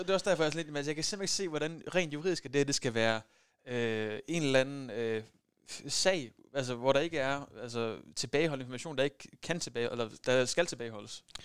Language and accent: Danish; West Jutland, Central Denmark Region, Denmark; jeg er fra Vestjylland af